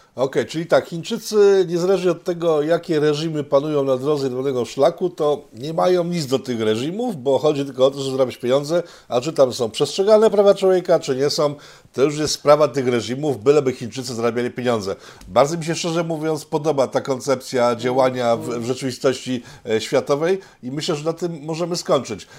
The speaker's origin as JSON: {"language": "Polish", "town": "Łódź", "region": "Łódź Voivodeship", "country": "Poland", "said": "ja jestem z Łodzi, z miasta Czterech Kultur"}